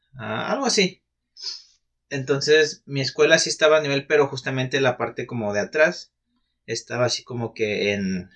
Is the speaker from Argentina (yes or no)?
no; Mexico City, Mexico; now in Cabo San Lucas, Mexico; yo soy de Distrito Federal, actual Ciudad de México